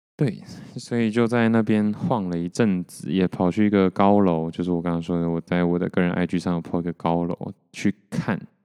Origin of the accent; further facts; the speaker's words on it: Taiwan; 我是台湾人